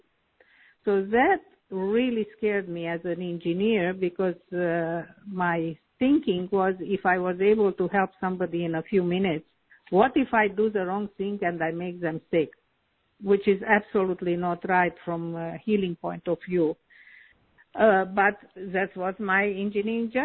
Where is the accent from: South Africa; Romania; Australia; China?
Romania; Transylvania; moved away as an adult; also born or lived in Canada / United States; I was born in Europe, namely in Romania, in a very famous part called Transylvania.